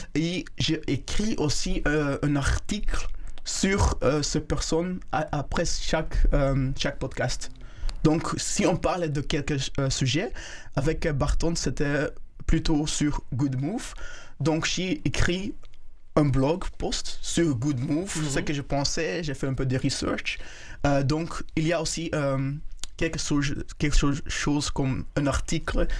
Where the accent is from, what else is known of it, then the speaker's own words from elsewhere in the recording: Rwanda; French is a second language; also born or lived in Belgium; now in Brussels, Belgium; je suis né euh, au Rwanda mhm. et j'ai venu, venu en Belgique euh, dans 2000